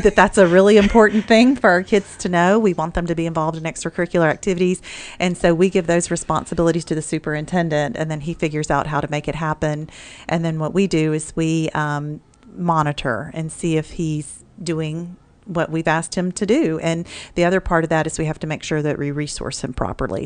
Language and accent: English; Mississippi, United States; now in Mansfield, Texas, United States; Growing up in Mississippi in public education